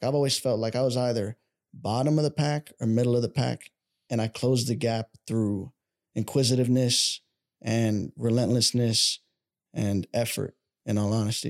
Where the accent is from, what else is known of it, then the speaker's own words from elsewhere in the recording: Dallas, Texas, United States; I'm from Dallas